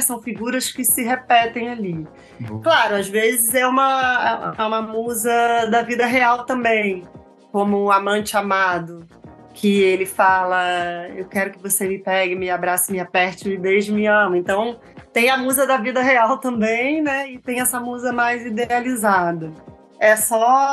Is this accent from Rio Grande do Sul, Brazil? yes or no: no; Rio de Janeiro, Brazil; eu cresci na Tijuca e estudei no Rio Comprido